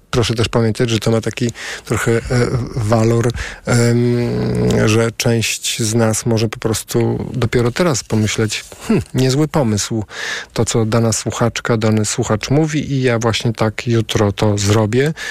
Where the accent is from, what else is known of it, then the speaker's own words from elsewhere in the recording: Warsaw, Masovian Voivodeship, Poland; Może, bo jestem z Warszawy, z pokolenia na pokolenie, z rodziną, która walczyła w Powstaniu Warszawskim i pamiętam, jak wygląda radość, gdy nadchodzi święto.